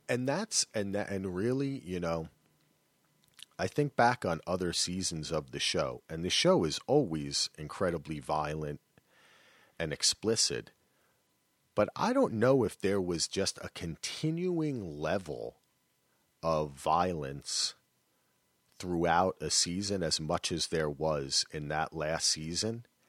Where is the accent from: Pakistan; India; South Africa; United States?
United States; New Jersey; I'm from New Jersey